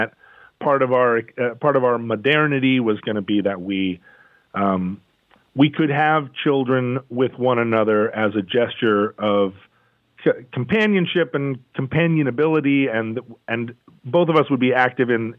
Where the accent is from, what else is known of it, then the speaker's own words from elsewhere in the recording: Alaska, United States; now in Seattle, United States; I grew up in Alaska in a Catholic neighborhood.